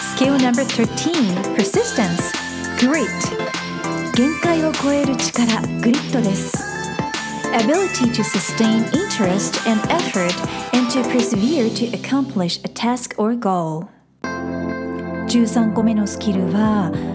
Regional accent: Fukuoka, Japan; moved away; 私の出身地の福岡

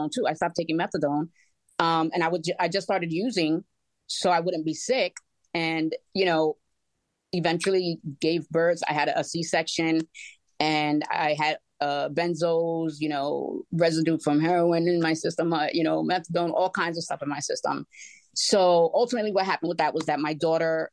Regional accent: New York, United States; moved away; also born or lived in Florida; we moved from Florida to come to New York, which I'm originally from

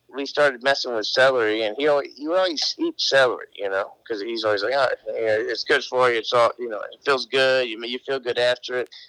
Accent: Cartagena, Bolívar, Colombia; moved away; I was raised in Cartagena, which is on the coast

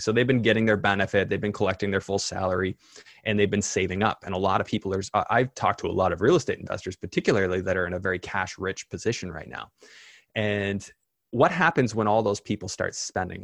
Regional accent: Canada; as a Canadian

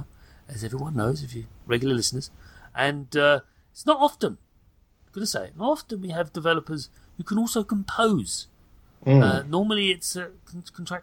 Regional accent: United Kingdom; I'm British

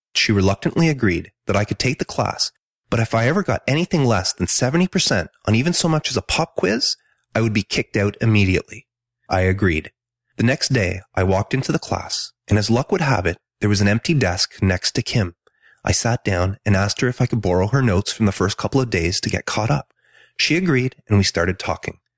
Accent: Ontario, Canada; also born or lived in Quebec; I was born in Ontario, but my family moved to a small city on the outskirts of Montreal, Quebec when I was three.

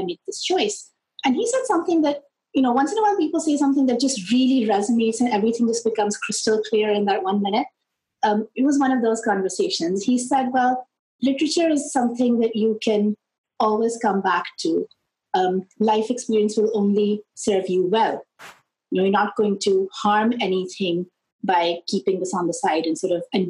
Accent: Lahore, Punjab, Pakistan; moved away; I grew up in Pakistan, where we have the British system of education

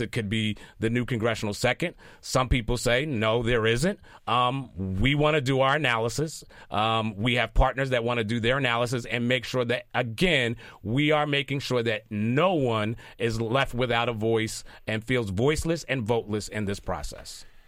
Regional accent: Philadelphia, Pennsylvania, United States; I'm born and raised in Philadelphia

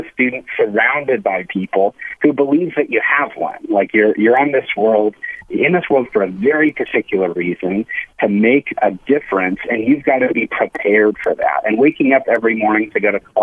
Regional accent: Phoenix, Arizona, United States; I grew up in Phoenix.

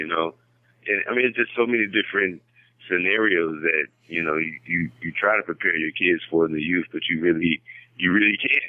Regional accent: Las Vegas, Nevada, United States; Vegas is my home. I'm born and raised in Vegas. It's my home, so that's all I know.

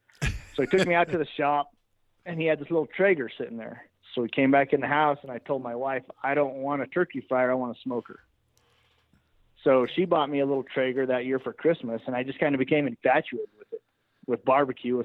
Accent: Alamosa, Colorado, United States; I was born and raised here in Alamosa, Colorado. My family is, I'm sixth generation in this valley.

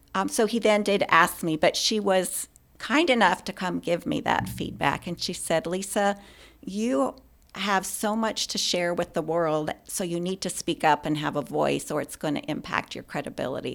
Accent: Spokane, Washington, United States; moved away as an adult; also born or lived in Klamath Falls, Oregon / Wyoming / Louisiana / Texas; grew up in Oregon and Washington, and primarily grew up in Spokane, Washington.

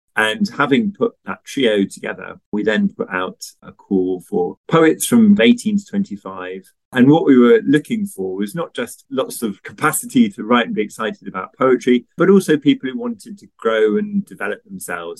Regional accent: Basingstoke, South East England, United Kingdom; I was actually born in Basingstoke, very near a library

